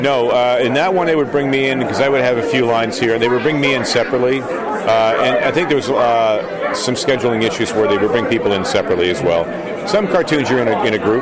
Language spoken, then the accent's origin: English; Peterborough, Ontario, Canada; in my hometown uh, I grew up, grew up, in Peterborough, Canada